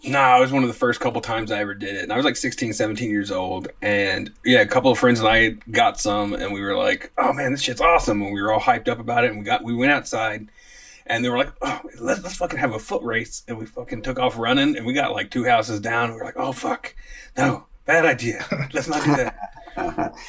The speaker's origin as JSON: {"language": "English", "region": "Oklahoma", "country": "United States", "tie": "born or raised there", "said": "Scott and I grew up a lot in Oklahoma"}